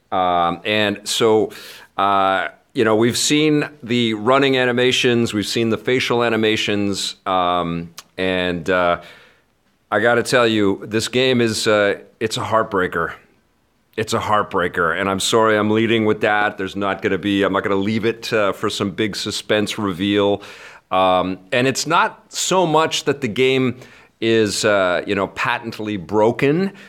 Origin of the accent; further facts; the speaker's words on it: Canada; as a Canadian